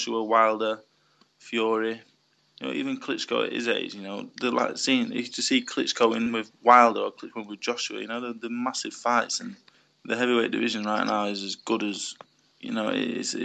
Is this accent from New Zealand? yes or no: no; United Kingdom; As a British heavyweight